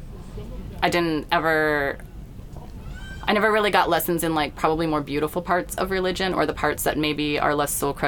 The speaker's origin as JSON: {"language": "English", "region": "Southern California", "country": "United States", "tie": "born or raised there", "also_born_or_lived": "Seattle", "moved": "as an adult", "lives_now": "North Carolina, United States", "said": "I grew up in Southern California, but then moved to Seattle as a young adult"}